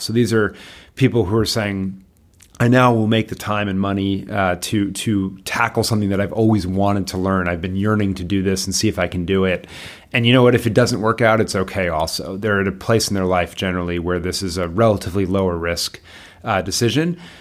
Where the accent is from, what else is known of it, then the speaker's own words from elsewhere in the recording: Bethesda, Maryland, United States; I grew up in Bethesda, Maryland